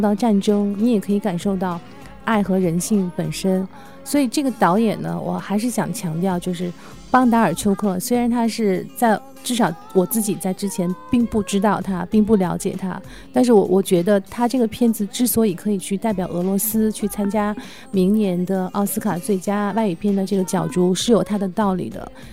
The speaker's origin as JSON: {"language": "Chinese", "country": "China", "said": "作为中国人"}